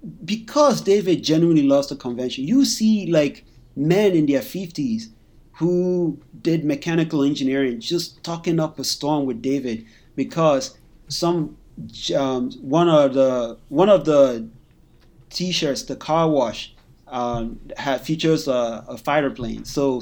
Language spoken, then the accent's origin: English; Nigeria; conventions, I remember thinking to myself that are we going to do well as black people, especially being Nigerian? You know